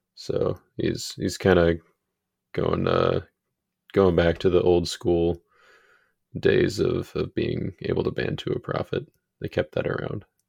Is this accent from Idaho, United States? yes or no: no; Minnesota, United States; I'm a Minnesotan